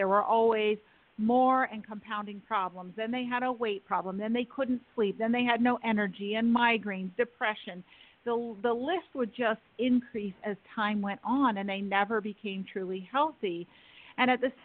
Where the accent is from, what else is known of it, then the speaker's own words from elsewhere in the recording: New York City, New York, United States; I grew up in Manhattan, not far from you